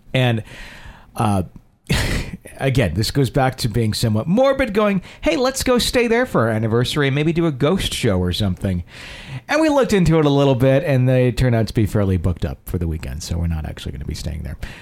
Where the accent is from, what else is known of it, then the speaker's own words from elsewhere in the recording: Fond du Lac, Wisconsin, United States; my hometown uh, in Fond du Lac, Wisconsin